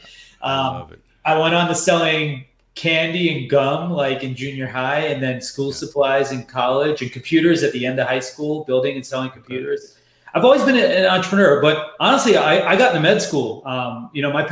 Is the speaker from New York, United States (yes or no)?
yes; New York, United States; moved away; also born or lived in San Francisco; I'm born and raised in New York, and I'm the first generation son of, two Guyanese immigrants that came here